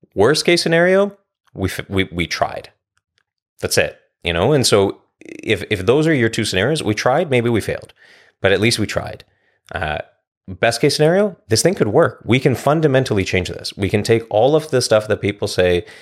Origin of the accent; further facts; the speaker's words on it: Vancouver, British Columbia, Canada; now in Coquitlam, Canada; I'm born and raised in Vancouver. I live in Coquitlam.